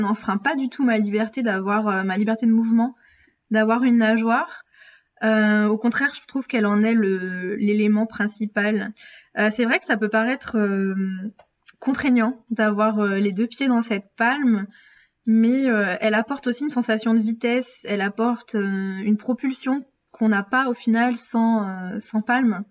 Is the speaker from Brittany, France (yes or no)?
yes; Brittany, France; en Bretagne, ma région d'origine